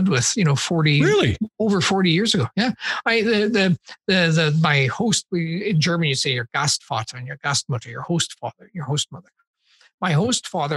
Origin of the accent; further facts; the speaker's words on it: Saskatoon, Saskatchewan, Canada; I grew up in Saskatoon